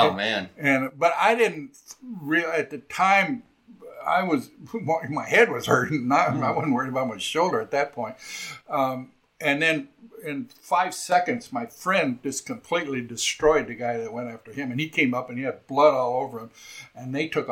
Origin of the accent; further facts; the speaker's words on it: California, United States; moved away; this was my triumphant return to my home state.